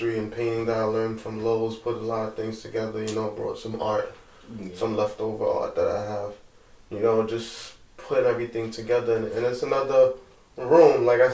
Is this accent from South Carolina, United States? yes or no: no; New York City, New York, United States; us growing up in America, we're from New York and Brooklyn.